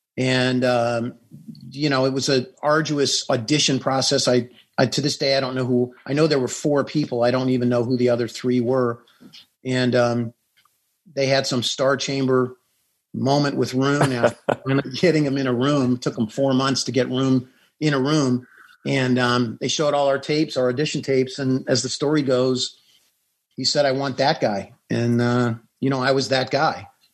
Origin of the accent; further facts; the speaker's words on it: San Diego, California, United States; I grew up in San Diego as a reporter going to San Diego State.